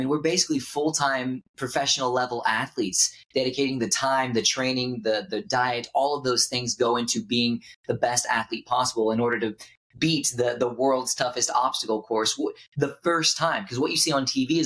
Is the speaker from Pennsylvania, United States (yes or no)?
no; Houston, Texas, United States; I grew up in Houston, Texas